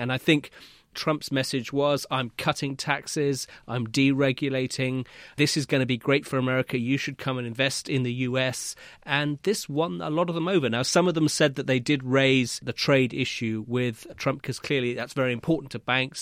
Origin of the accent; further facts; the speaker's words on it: United Kingdom; as a Brit